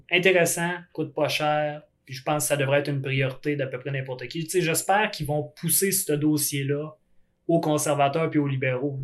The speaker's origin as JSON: {"language": "French", "region": "Quebec", "country": "Canada", "said": "je suis du Québec"}